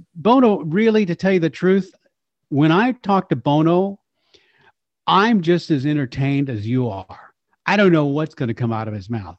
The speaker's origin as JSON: {"language": "English", "region": "Texas", "country": "United States", "said": "as a Texan"}